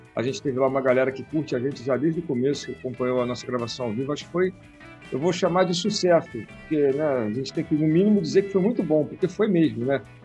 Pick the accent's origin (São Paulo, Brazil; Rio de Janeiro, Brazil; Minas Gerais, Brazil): Rio de Janeiro, Brazil; Nilópolis; also born or lived in Paulo de Frontin, Rio de Janeiro; now in Rio de Janeiro, Brazil; eu morei em Nilópolis por qua, mais de trinta anos, que é na Baixada Fluminense, né? Nasci em Paulo de Fronten, que é, nem era município, era, pertencia a Paracambi